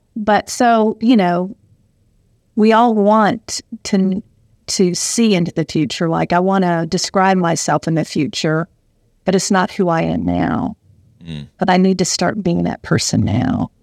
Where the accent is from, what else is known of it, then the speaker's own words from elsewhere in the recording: Southern United States, United States; accent: Southern; moved away as an adult; also born or lived in Michigan; I definitely had a Southern accent